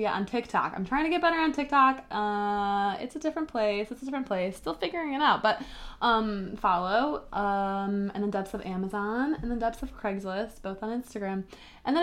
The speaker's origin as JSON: {"language": "English", "town": "Chicago", "region": "Illinois", "country": "United States", "said": "I'm from Chicago. I know it well."}